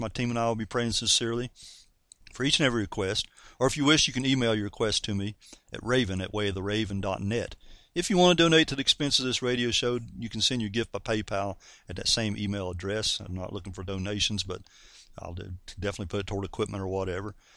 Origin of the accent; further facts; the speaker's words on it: North Carolina, United States; I'm a Southerner from North Carolina, you know, and us Southern folks like to say, I reckon